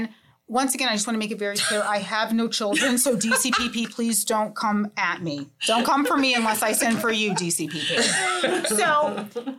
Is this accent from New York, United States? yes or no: no; Virginia, United States; I'm from Virginia